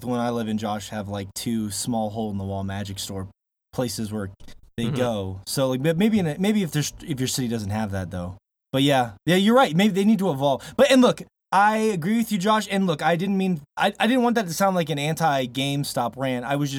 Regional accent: Montana, United States; from Montana, and we got some cool topics on the docket today.

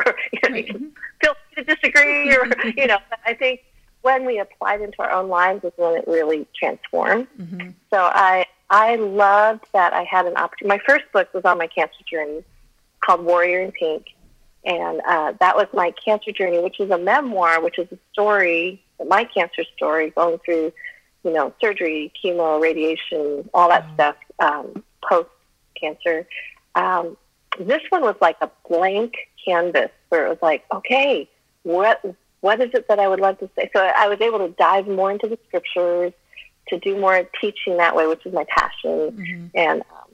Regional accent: Colorado, United States; first language Chinese; English is a second language; moved away; I'm a mountain girl. I grew up in Colorado

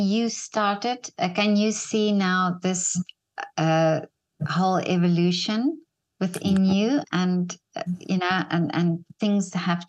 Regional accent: South Africa; moved away; Well, I must say I grew up in South Africa.

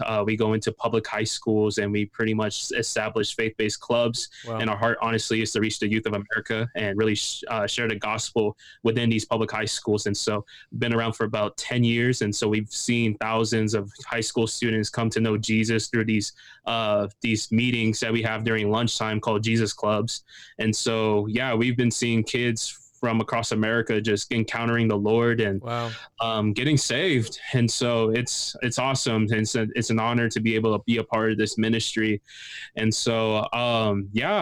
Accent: Fresno, California, United States; now in Pasadena, United States; I'm from Fresno, California

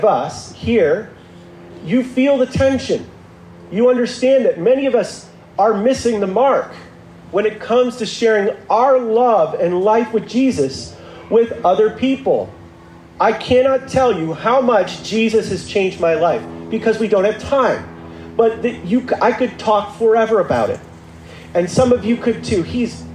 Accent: Midwest, United States; now in Santa Monica, United States; I am in Santa Monica, but I was raised in the Midwest.

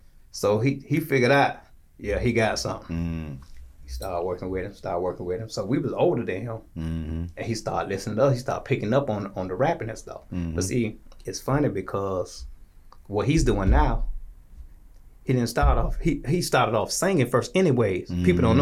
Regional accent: Tallahassee, Florida, United States; also born or lived in Jacksonville, Florida; I'm from Tallahassee. Gotcha. Okay. Yeah, born and raised.

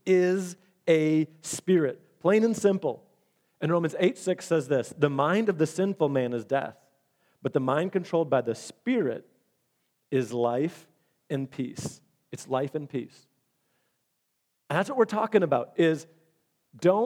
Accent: Michigan, United States; We're from Michigan

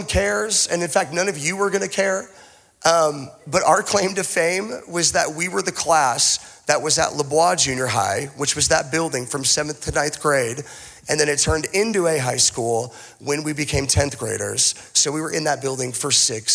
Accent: Boise, Idaho, United States; also born or lived in Tulsa, Oklahoma; I consider myself to be a Boise native. I technically was not born in Boise. I was born in Tulsa, Oklahoma, but I don't claim Tulsa.

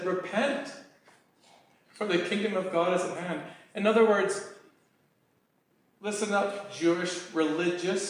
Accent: Canada

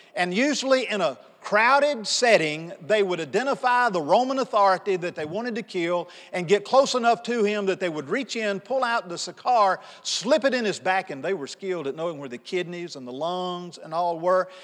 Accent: Pontotoc, Mississippi, United States; Angie and I grew up in Pontotoc, Mississippi.

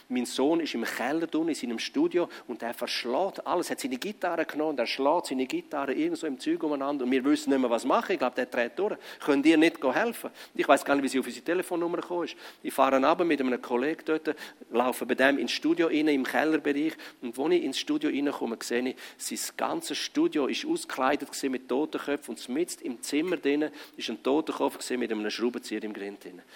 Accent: Grisons, Switzerland; Aber ich komme aus dem Graubünden.

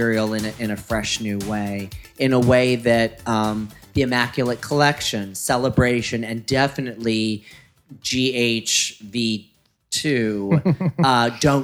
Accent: Ohio, United States; growing up in Ohio

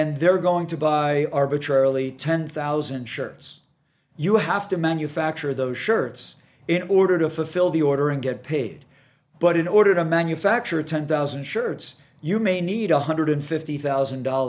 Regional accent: New York, United States; moved away as an adult; now in San Diego, United States; I'd only lived in New York. Right. And the grind in New York, as I'm sure many of your listeners that live in New York or have spent extended time in New York, the grind is a real thing. And I love it. I don't get me wrong. I'm a New Yorker at heart

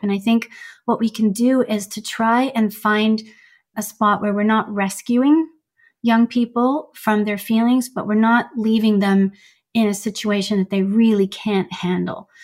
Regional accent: Canada; also born or lived in Iran; I immigrated from Iran to Canada to be with my mom at age seven

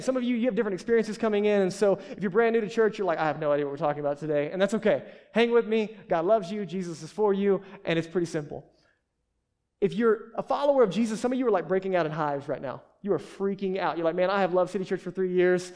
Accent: United States; we're American

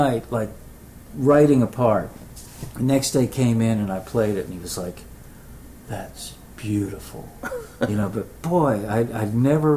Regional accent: New Jersey, United States; Brendan and I are from New Jersey

